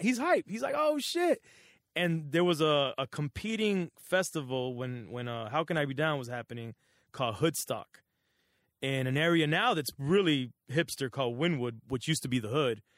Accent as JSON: {"language": "English", "town": "Miami", "region": "Florida", "country": "United States", "tie": "born or raised there", "also_born_or_lived": "Los Angeles, California", "said": "growing up in Miami, my mom being single"}